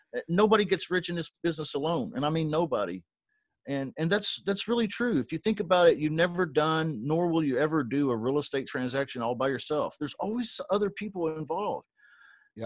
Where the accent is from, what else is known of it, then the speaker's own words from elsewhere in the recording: Kentucky, United States; I was born in Kentucky